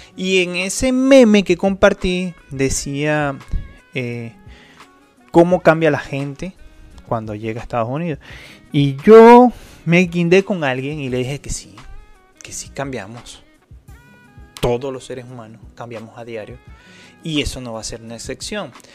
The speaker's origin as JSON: {"language": "Spanish", "country": "Venezuela", "moved": "yes", "said": "nosotros los venezolanos"}